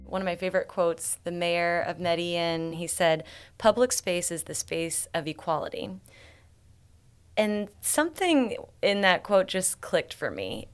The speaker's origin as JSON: {"language": "English", "town": "Columbia", "region": "Illinois", "country": "United States", "tie": "born or raised there", "moved": "as an adult", "lives_now": "St. Louis, United States", "said": "Columbia, Illinois. But I've been in St. Louis my entire adult life"}